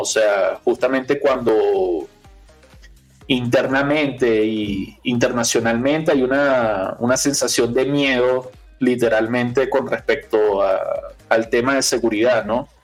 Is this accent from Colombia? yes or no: no; Venezuela; yo que soy venezolano